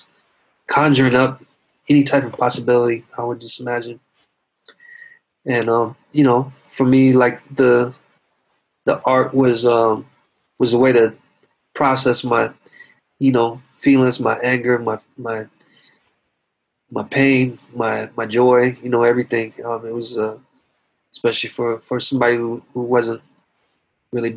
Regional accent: the South, United States; I was growing up in the South

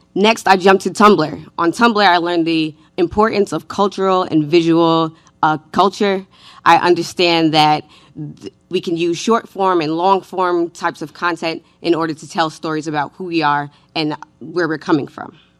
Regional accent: New York City, New York, United States; I was raised in New York City by a single mother in the nineties.

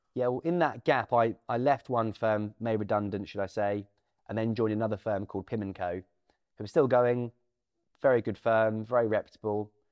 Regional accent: Norwich, East of England, United Kingdom; also born or lived in Thorpe St Andrew; I'm from Norwich

